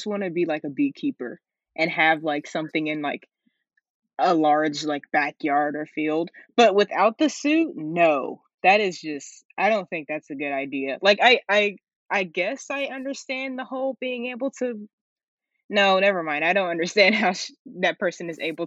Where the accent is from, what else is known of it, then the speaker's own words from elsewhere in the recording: Tennessee, United States; also born or lived in South Carolina; born in South Carolina, but we moved to Tennessee around like 2009.